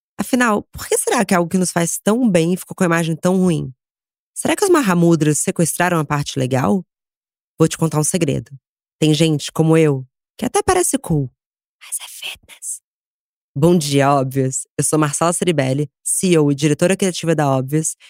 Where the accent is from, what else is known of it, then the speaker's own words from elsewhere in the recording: Rio de Janeiro, Brazil; now in São Paulo, Brazil; eu cresci no Rio